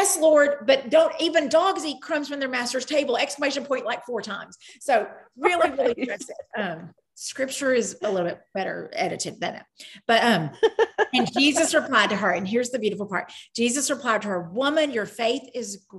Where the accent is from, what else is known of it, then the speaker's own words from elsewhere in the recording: Cleveland, Tennessee, United States; I'm from Cleveland, but I'm also from Tennessee, but I'm also from the South, but I'm also from the United States.